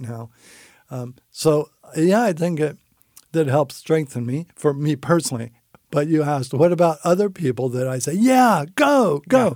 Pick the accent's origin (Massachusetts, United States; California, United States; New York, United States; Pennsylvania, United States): California, United States; San Francisco; I grew up in San Francisco in a, uh, non-Christian family.